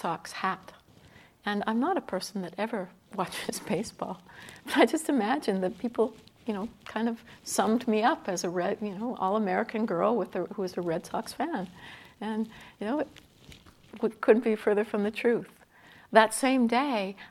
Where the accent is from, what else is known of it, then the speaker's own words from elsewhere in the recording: Canada; I'm Canadian